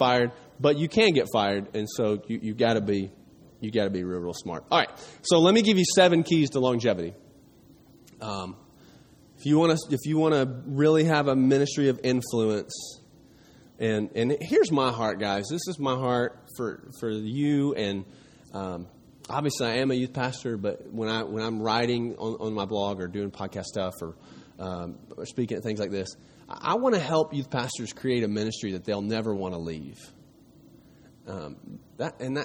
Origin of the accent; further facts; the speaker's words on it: East Tennessee, United States; I grew up in East Tennessee, not too far from here